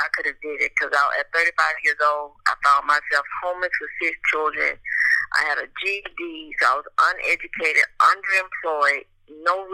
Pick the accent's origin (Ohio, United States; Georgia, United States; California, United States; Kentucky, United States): Georgia, United States; Atlanta; born and raised in Atlanta, Georgia